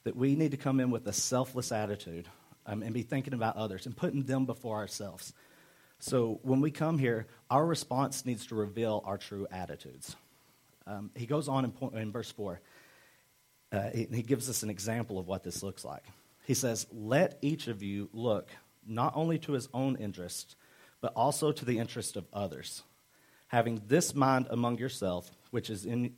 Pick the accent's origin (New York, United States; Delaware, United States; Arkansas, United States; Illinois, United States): Arkansas, United States; I'm from Arkansas